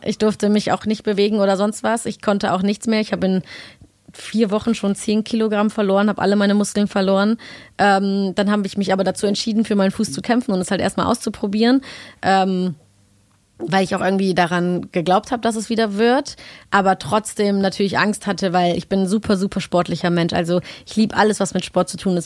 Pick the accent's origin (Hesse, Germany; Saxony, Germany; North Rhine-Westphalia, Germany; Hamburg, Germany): North Rhine-Westphalia, Germany; Cologne; Köln ja auch meine Heimat ist